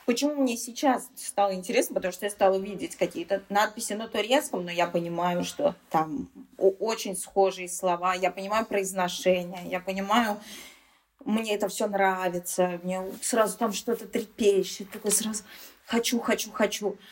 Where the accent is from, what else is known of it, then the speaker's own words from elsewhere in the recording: Saint Petersburg, Russia; first language Tatar; moved away; Я татарка, стопроцентная, но я родилась в Санкт-Петербурге, и моя семья, в принципе, мои родители тоже родились уже в Санкт-Петербурге